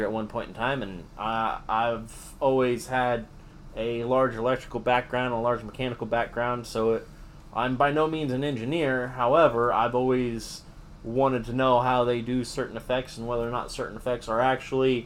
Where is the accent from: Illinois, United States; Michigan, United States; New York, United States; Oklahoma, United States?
Oklahoma, United States; Broken Arrow; I grew up in Broken Arrow, went to Broken Arrow Public Schools.